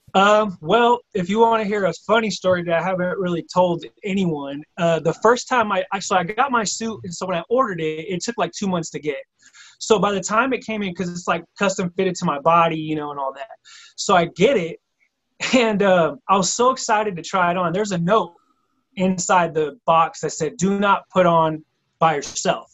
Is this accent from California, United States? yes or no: yes; Bay Area, California, United States; also born or lived in Philadelphia; came back to the Bay Area where I'm originally from